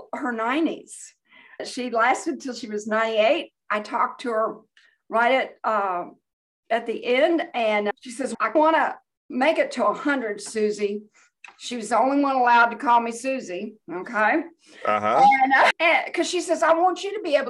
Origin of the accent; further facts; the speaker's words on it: Bartlesville, Oklahoma, United States; I grew up in Bartlesville, Oklahoma, which was the home of Phillips 66